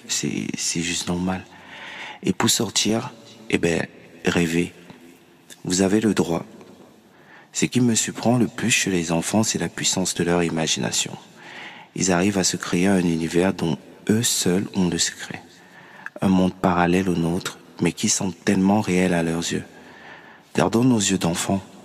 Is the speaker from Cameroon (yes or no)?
yes; Cameroon; chez moi au Cameroun